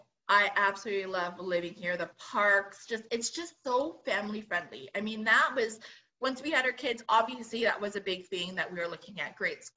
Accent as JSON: {"language": "English", "country": "Philippines", "said": "I mean, I'm Filipino, so I have that nod to baked."}